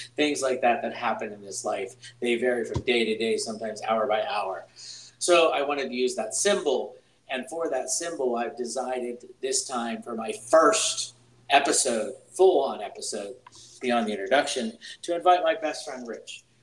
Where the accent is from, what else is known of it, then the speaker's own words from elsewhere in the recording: Pittsburgh, Pennsylvania, United States; I'm from Pittsburgh, Pennsylvania